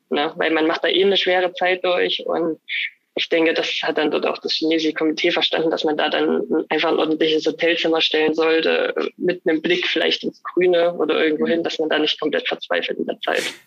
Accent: Annaberg-Buchholz, Saxony, Germany; also born or lived in Oberwiesenthal; ich bin ja gebürtig aus Annaberg, bin auch in Buchholz dann in die Grundschule gegangen

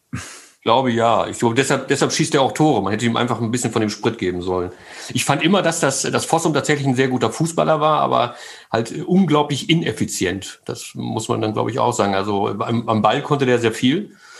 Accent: Großburgwedel, Lower Saxony, Germany; also born or lived in Mellendorf, Wedemark; ich bin wirklich in Großburg-Wedel geboren. Meine Eltern haben damals in Meize in der Wedemark gelebt.

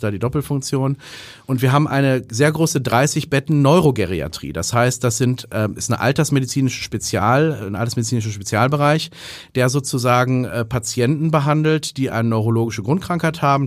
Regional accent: North Rhine-Westphalia, Germany; moved away as an adult; also born or lived in Heidelberg / Erlangen / Oxford; now in Hamburg, Germany; bin ich aus Westfalen

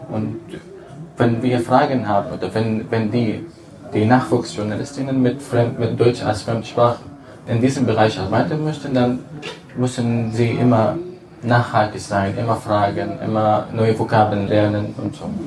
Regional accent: Damascus, Damascus Governorate, Syria; German is a second language; moved away as an adult; now in Germany; ich komme aus Damaskus

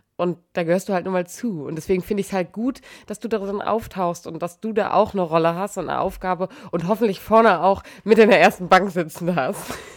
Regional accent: Emsbüren, Lower Saxony, Germany; moved away; in Emsbüren, also aus meiner Heimat

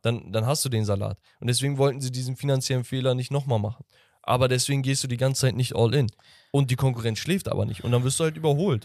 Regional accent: Hamburg, Germany; ich als Hamburger

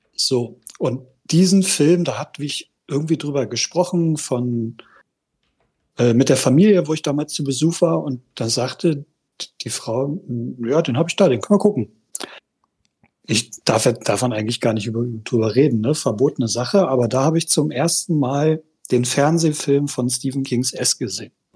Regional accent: Düren, North Rhine-Westphalia, Germany; aus Düren

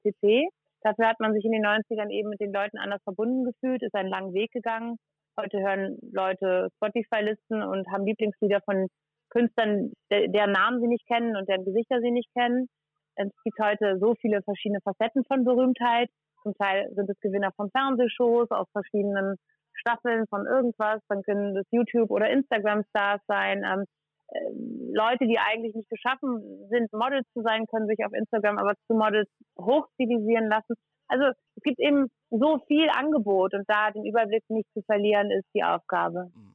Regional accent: Hamburg, Germany; Ich bin ja in Hamburg geboren

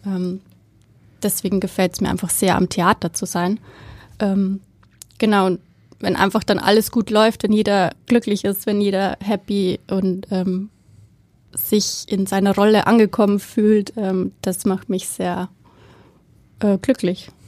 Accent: Bavaria, Germany; moved away as an adult; also born or lived in Berlin; now in Hamburg, Germany; ich komme aus Bayern. ähm, hört man vielleicht so ein bisschen

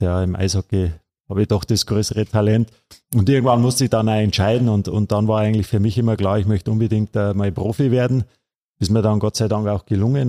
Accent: Miesbach, Bavaria, Germany; Ich bin ja gebürtiger Missbacher

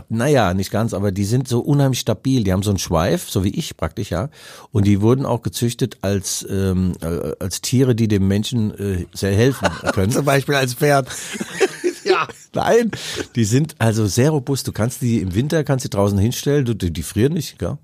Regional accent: Mainz, Rhineland-Palatinate, Germany; accent: Mainzerisch; moved away; Mainzerich zu reden

